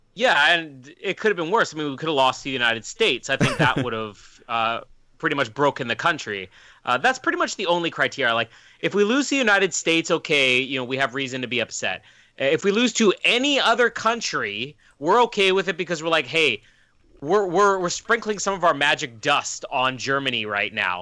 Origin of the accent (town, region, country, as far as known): Canada